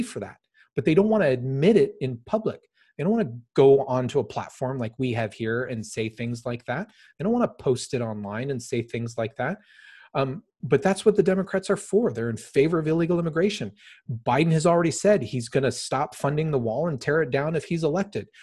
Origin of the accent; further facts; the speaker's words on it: United States; I'm an American